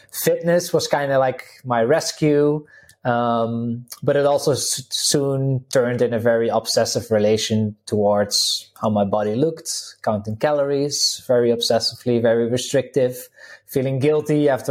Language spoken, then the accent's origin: English; Netherlands; English is a second language; now in Slovenia; I'm originally from the Netherlands. People can probably pick it up a little bit from the accent. currently living in Slovenia